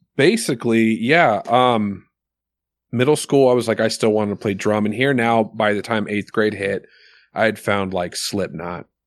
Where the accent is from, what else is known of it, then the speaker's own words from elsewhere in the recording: Soldotna, Alaska, United States; also born or lived in Milwaukee, Wisconsin, United States; now in Eagle River, United States; I went to elementary school in Milwaukee till second grade, and then second grade moved back to Soldotna